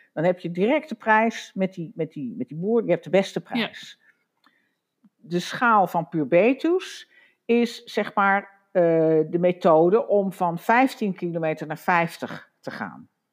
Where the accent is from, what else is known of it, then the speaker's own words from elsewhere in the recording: Wageningen, Gelderland, Netherlands; ik kom uit Wageningen, dus ik ken, ken Veld en Beek ook al heel lang